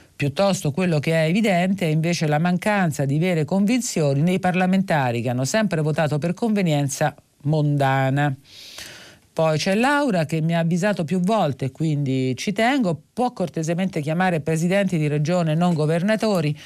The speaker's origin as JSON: {"language": "Italian", "town": "Rome", "region": "Lazio", "country": "Italy", "said": "per noi che siamo romani"}